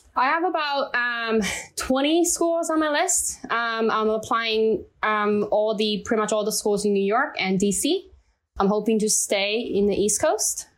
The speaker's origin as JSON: {"language": "English", "country": "China", "second_language": "English", "moved": "as an adult", "lives_now": "United States", "said": "I'm from China"}